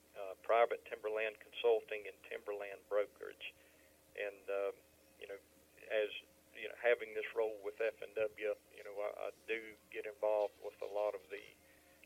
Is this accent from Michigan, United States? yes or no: no; Dallas, North Carolina, United States; now in Lafayette, United States; I am originally from Dallas, North Carolina